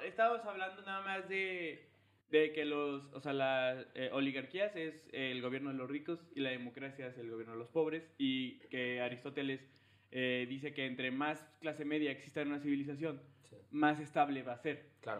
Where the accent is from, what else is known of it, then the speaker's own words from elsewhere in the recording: León, Guanajuato, Mexico; yo que nací en León